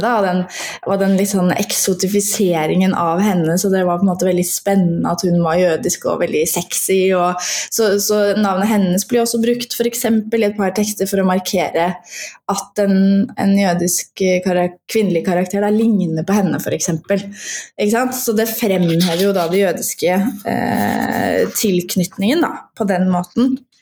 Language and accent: Norwegian; Fredrikstad, Østfold, Norway; now in Oslo, Norway; jeg er opprinnelig fra Fredrikstad og har bodd i Oslo de siste tolv årene